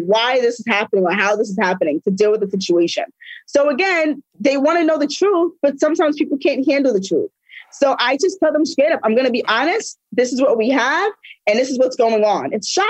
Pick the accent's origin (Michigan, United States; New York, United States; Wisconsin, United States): New York, United States; I'm from New York.